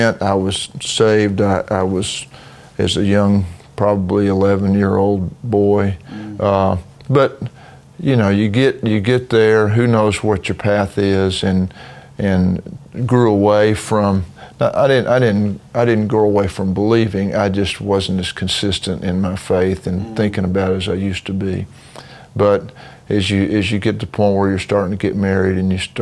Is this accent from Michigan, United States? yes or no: no; Knoxville, Tennessee, United States; I grew up in Knoxville, Tennessee